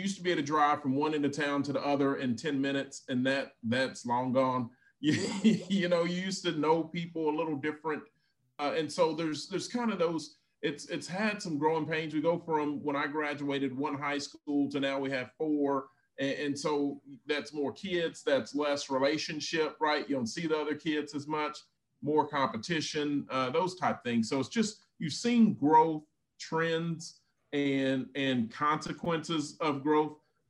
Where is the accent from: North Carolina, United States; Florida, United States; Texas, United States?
Texas, United States; Denton; born or raised there